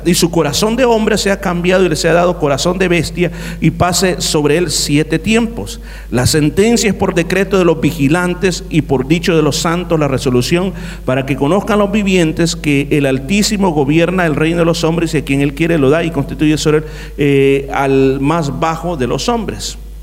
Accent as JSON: {"language": "Spanish", "country": "El Salvador", "said": "mi país, El Salvador"}